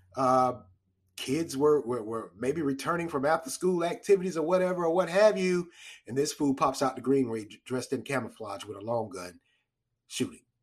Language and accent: English; Raleigh, North Carolina, United States; I was born and raised in Raleigh